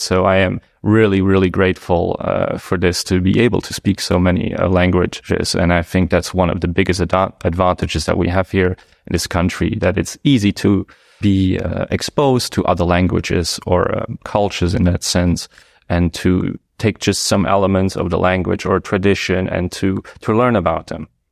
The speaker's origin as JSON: {"language": "English", "country": "Luxembourg", "tie": "born or raised there", "also_born_or_lived": "Dudelange, Luxembourg / Luxembourg City, Luxembourg", "first_language": "Luxembourgish", "second_language": "English", "said": "I quickly moved with, uh, my parents to Reistock, which is not really a city, a small town, uh, next to Die Kirche on the German border. And that is where I probably spent most of my early childhood"}